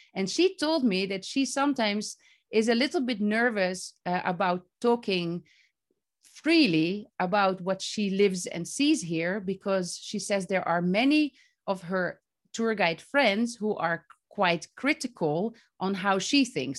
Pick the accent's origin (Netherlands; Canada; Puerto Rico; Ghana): Netherlands; moved away as an adult; now in Palestine; I'm from the Netherlands.